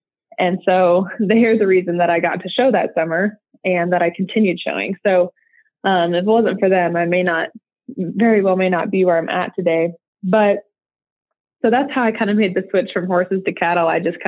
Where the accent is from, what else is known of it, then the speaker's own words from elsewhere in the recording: Nebraska, United States; moved away as an adult; now in Texas, United States; So I'm originally from a small town in eastern Nebraska. And so I grew up there. I'm a Texan transplant. I didn't move here till about a year ago. But I grew up, in a small rural community.